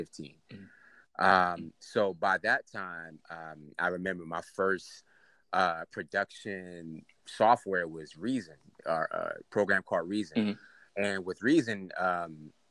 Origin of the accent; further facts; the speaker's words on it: New York City, New York, United States; now in Atlanta, United States; I'm from Queens, New York. I currently live in Atlanta right now, but, you know, I'm from up top, man.